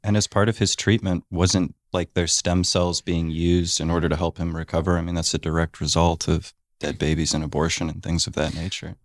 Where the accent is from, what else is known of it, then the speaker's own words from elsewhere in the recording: Warren, Ohio, United States; I grew up in Warren, Ohio